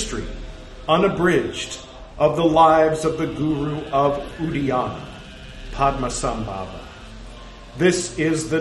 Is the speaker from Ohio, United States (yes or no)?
no; California, United States; accent: California; my California accent